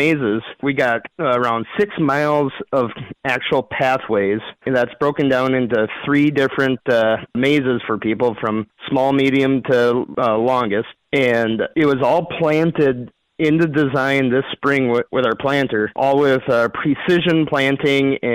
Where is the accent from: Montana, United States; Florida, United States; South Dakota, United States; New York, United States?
South Dakota, United States; Aberdeen; born or raised there